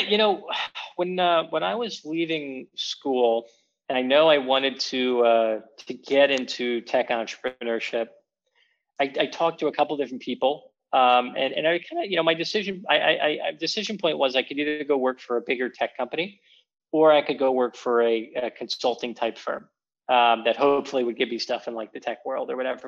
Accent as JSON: {"language": "English", "town": "Philadelphia", "region": "Pennsylvania", "country": "United States", "tie": "born or raised there", "said": "I'm from Philadelphia originally"}